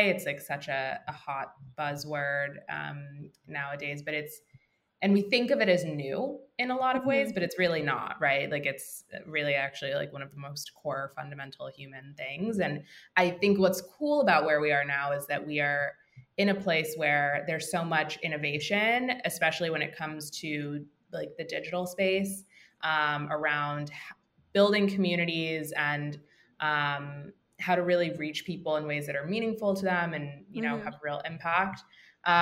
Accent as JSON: {"language": "English", "region": "Maryland", "country": "United States", "moved": "as an adult", "lives_now": "New York, United States", "said": "I'm from the DC area. I'm from Maryland originally, but I've been in New York for about 10 years now."}